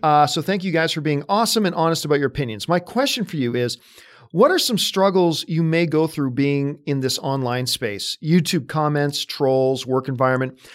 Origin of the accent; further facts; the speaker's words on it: Canada; moved away as an adult; now in Los Angeles, United States; I'm from Canada